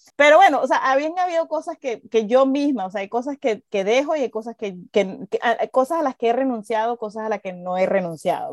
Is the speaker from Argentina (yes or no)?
no; Venezuela; moved away as an adult; cuando salí de Venezuela